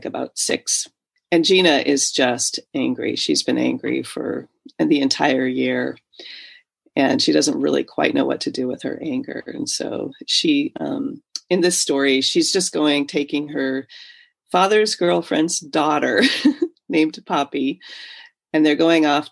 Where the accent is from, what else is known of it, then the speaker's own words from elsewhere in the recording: Alaska, United States; Growing up in Alaska